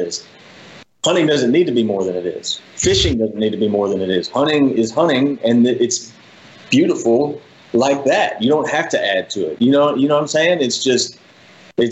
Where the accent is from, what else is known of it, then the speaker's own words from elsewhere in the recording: Rankin County, Mississippi, United States; I grew up in Rankin County, Mississippi